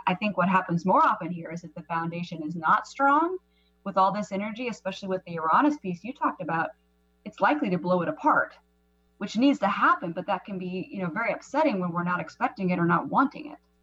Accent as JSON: {"language": "English", "town": "Seattle", "region": "Washington", "country": "United States", "tie": "born or raised there", "moved": "yes", "said": "Seattle is my hometown"}